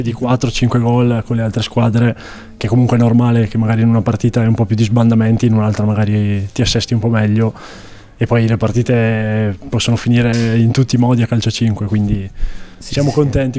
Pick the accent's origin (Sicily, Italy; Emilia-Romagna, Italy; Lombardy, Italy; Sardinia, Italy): Lombardy, Italy; Castiglione delle Stiviere; moved away as an adult; now in Trento, Italy; Castiglione delle Stiviere in realtà, ma dico Desenzano perché è più conosciuta.